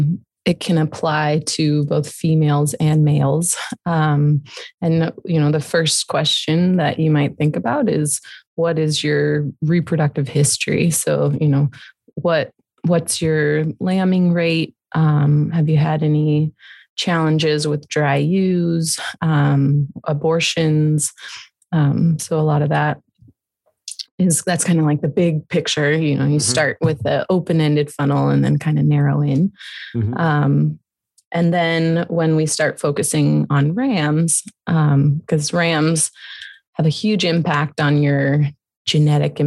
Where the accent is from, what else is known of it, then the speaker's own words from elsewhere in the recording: San Francisco, California, United States; I grew up in San Francisco